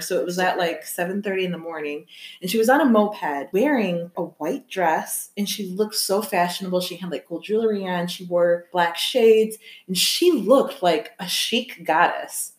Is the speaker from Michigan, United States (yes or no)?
yes; Michigan, United States; now in Chicago, United States; I'm from Michigan